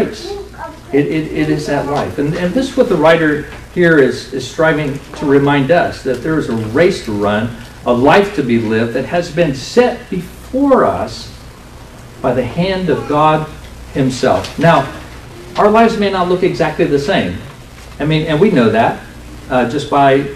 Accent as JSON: {"language": "English", "country": "United States", "said": "affluent American Christians"}